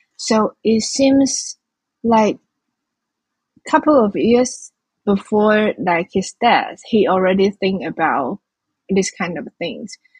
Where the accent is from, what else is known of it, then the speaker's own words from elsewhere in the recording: Changhua, Changhua County, Taiwan; I was born in Zhanghua as well. It's also in the western coast of Taiwan and in the middle of this island